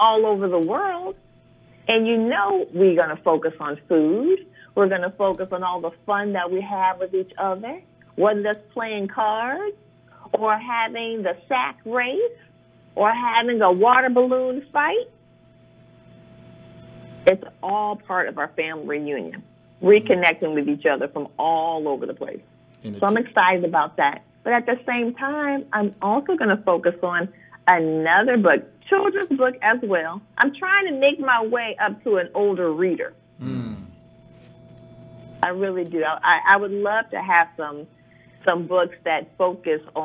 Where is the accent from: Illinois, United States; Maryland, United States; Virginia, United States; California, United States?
Illinois, United States; Chicago; now in Anacostia, United States; I grew up there in Chicago, on the south side of Chicago